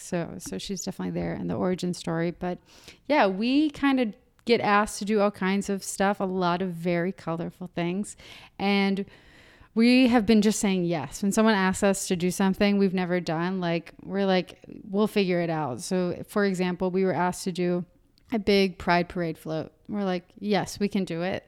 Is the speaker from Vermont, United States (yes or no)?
no; Marietta, Georgia, United States; moved away as an adult; also born or lived in Athens, Georgia; now in Atlanta, United States; I'm from Marietta, I'm from the burbs.